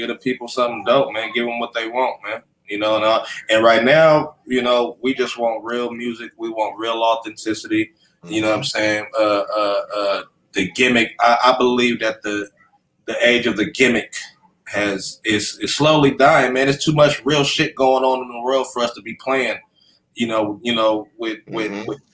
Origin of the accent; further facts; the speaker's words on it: Sacramento, California, United States; I'm from Sacramento